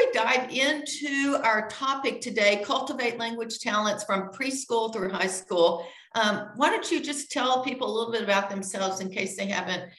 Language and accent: English; Texas, United States; moved away as an adult; also born or lived in Idaho; I was born and raised in Texas.